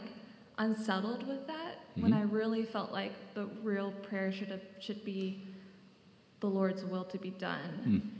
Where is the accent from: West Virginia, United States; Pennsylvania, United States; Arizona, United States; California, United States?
Arizona, United States; Phoenix; moved away; I'm also from Arizona, so it's nice to have a fellow Phoenician here.